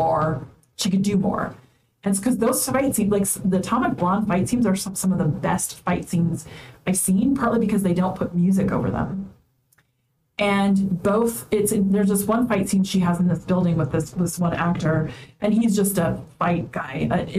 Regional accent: United States; as American

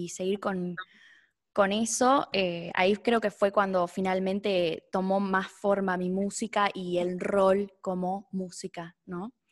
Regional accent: Neuquén, Argentina; also born or lived in Buenos Aires; Estoy acá en Neuquén, yo soy de Neuquén.

